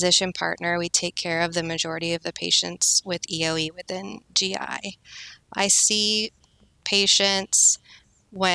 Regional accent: Arizona, United States; moved away as an adult; also born or lived in Kansas; now in Kansas City, United States; I'm originally from Arizona, and I moved to Kansas in college

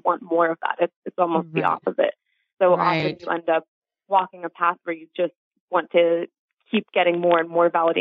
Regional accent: New York, United States; I grew up Jewish in New York

